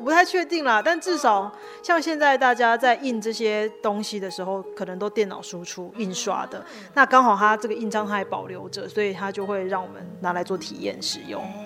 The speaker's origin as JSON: {"language": "Chinese", "region": "Tainan", "country": "Taiwan", "tie": "born or raised there", "moved": "yes", "said": "我希望还是可以记录我们这边以前的历史，或是曾经有过的故事"}